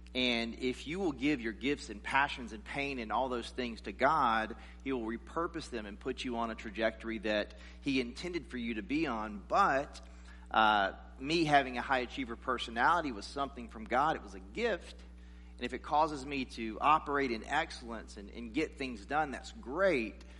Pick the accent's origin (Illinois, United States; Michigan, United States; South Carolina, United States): South Carolina, United States; I grew up in this in the South in South Carolina